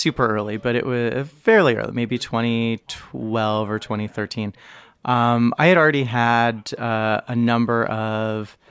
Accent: United States; moved away as an adult; now in Toronto, Canada; I've been living in Toronto for just about 10 years. Full disclosure, I am American

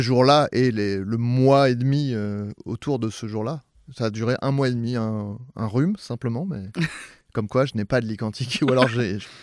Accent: Saint-Germain-en-Laye, Île-de-France, France; moi, c'est Saint-Germain-en-Laye, c'est très bourgeois

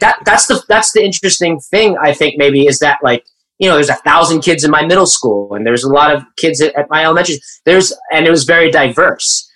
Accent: Coachella Valley, Southern California, United States; I grew up in the Coachella Valley in Southern California

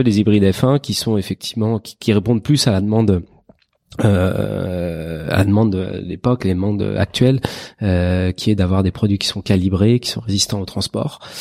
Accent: Paris, Île-de-France, France; en tant que parisien

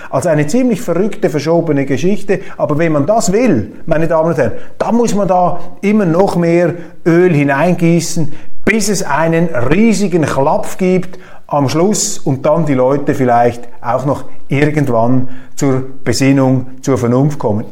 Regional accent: Switzerland; bei uns in Europa oder in der Schweiz

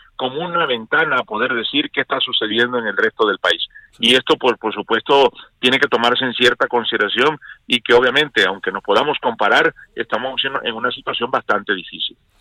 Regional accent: Mexico; nosotros somos México

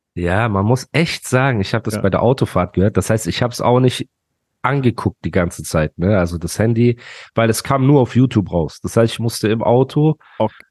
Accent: Dubai, United Arab Emirates; ich komme ja aus Dubai

